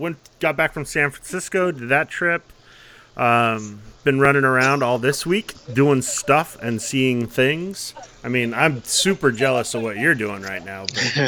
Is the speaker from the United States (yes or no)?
no; Netherlands; born or raised there; moved away